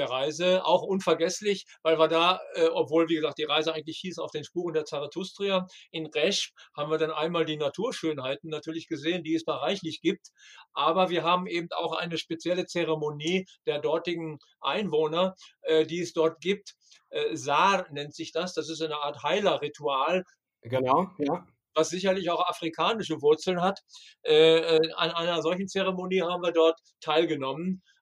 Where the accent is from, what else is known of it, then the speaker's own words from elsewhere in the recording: Bandar Abbas, Hormozgan, Iran; Hör mal, ich komme aus Bandar Abbas, ich bin Iranerin.